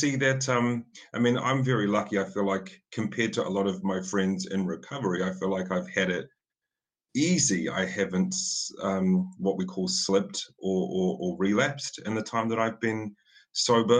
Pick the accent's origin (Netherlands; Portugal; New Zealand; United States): New Zealand; I'm a New Zealander